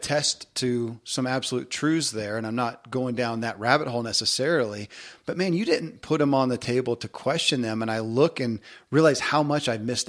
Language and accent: English; the South, United States; growing up in the South and in the religious structure, I mean, I didn't question beliefs.